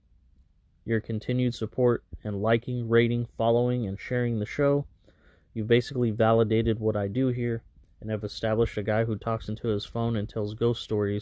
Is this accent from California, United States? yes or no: yes; Fresno, California, United States; Burial 13 is a clothing brand based right here in Fresno, California, my hometown